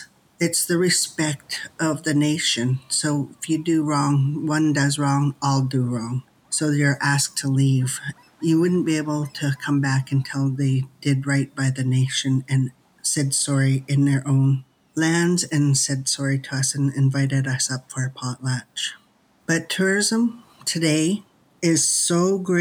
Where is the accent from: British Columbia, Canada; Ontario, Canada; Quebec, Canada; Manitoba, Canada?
British Columbia, Canada; Lekwungen territories; I am from the Lekwungen territories